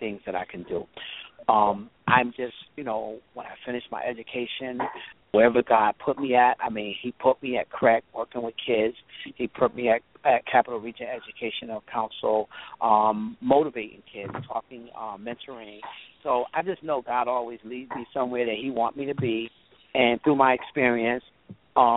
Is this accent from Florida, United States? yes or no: no; Hartford, Connecticut, United States; Growing up in Hartford, was difficult at first